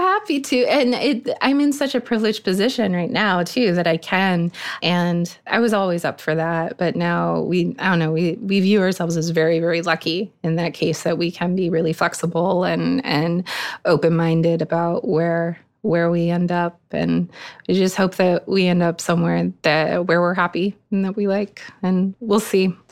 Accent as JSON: {"language": "English", "region": "Eastern Maine", "country": "United States", "tie": "born or raised there", "said": "I grew up in Eastern Maine"}